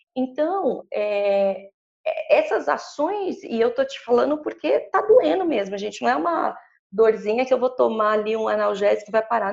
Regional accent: São Paulo, Brazil; Eu sou nascida e criada na Zona Leste de São Paulo.

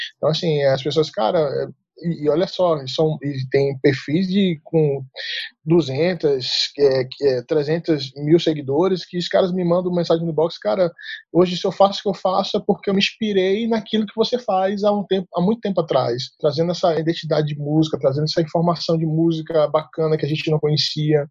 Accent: Salvador, Bahia, Brazil; accent: baianês; moved away as an adult; now in Brasília, Brazil; eu sou é, natural de Salvador, Bahia, né? Pelo sotaque que você vai ver, perceber da conversa, que é, o baianês aqui é muito forte

